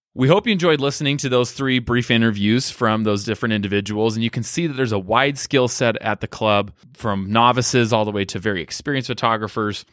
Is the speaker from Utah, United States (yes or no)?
yes; Utah, United States; I grew up in Utah County